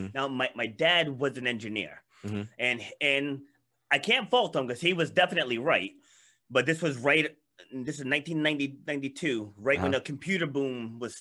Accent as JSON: {"language": "English", "region": "Rhode Island", "country": "United States", "tie": "born or raised there", "also_born_or_lived": "Queens, New York", "said": "I was born in Queens, New York, but my parents moved us up here when I was little. Because, you know, my dad didn't want to raise seven of us in the inner city. So he moved us up here to Rhode Island, rural area"}